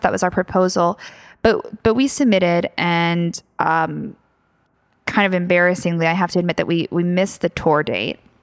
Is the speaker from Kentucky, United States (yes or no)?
no; Philadelphia, Pennsylvania, United States; moved away; also born or lived in London; I'm obviously from Philadelphia, and so there was some there was definitely obviously strong personal ties here